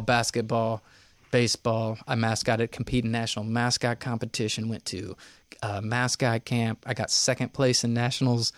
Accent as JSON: {"language": "English", "town": "Knoxville", "region": "Tennessee", "country": "United States", "tie": "born or raised there", "also_born_or_lived": "New York", "moved": "yes", "said": "I grew up in Knoxville, uh, born and raised in Vestal."}